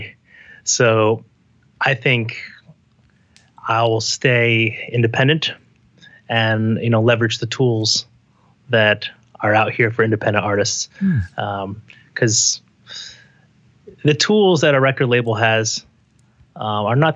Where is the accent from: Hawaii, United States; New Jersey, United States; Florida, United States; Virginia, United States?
New Jersey, United States; Parsippany; moved away as an adult; also born or lived in Taipei, Taiwan / New York City; now in New York, United States; I was raised in the 80s and in New Jersey in a town called Parsippany